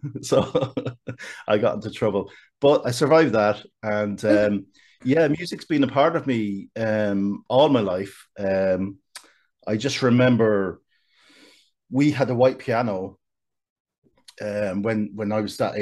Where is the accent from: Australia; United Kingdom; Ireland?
Ireland; Kildare, County Kildare; I'm from Kildare Town, a town you might know well yourself.